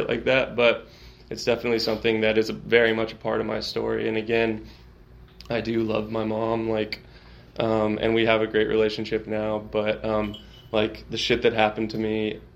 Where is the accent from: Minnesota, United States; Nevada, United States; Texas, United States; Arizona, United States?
Texas, United States; Austin; I grew up here in Austin